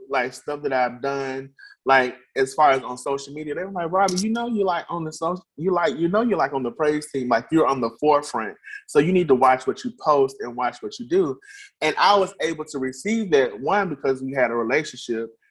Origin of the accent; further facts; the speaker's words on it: Birmingham, Alabama, United States; I'm a native of Birmingham, Alabama. Um, I've been here all my life